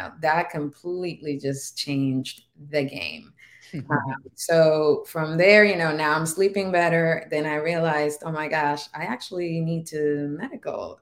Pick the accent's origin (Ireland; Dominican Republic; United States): Dominican Republic; first language Spanish; English is a second language; moved away; I'm from the Dominican Republic